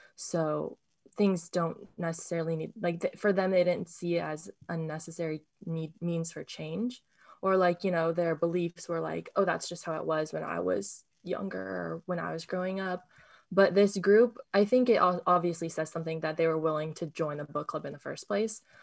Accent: Sacramento, California, United States; also born or lived in Berkeley; this, like, Buddhist community was something I didn't realize was so close to me until I moved away from Sacramento

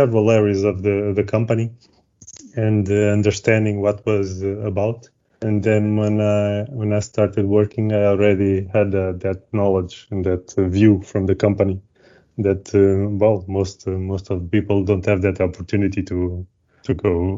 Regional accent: Lisbon, Portugal; I'm from Lisbon, as I told you, and mm-hmm. I've always been around here, studied here

